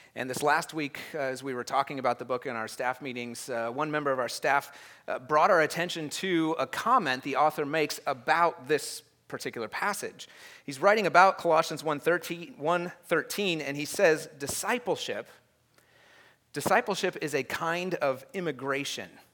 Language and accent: English; United States